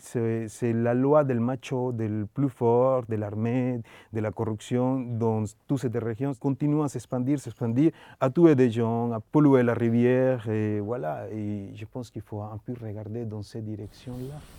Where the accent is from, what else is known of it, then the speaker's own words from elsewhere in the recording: Colombia; French is a second language; moved away; comment j'ai grandi en Colombie